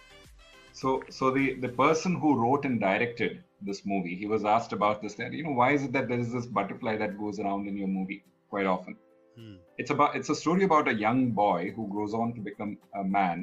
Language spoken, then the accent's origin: English; Kerala, India; my home state, Kerala.